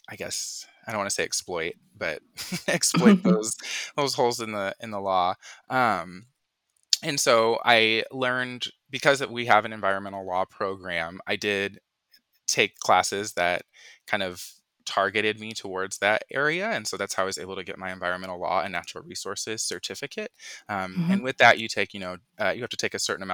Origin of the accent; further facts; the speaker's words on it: Colorado, United States; moved away as an adult; also born or lived in Texas / Oregon; I'm originally from Colorado